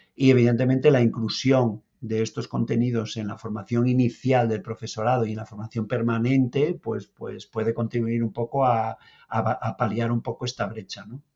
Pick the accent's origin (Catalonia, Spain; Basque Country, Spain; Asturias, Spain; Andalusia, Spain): Asturias, Spain; moved away as an adult; now in Lanzarote, Spain; no hablo canario, ¿vale? Soy, bueno, soy asturiano, vengo de Asturias, llevo aquí 11 años ya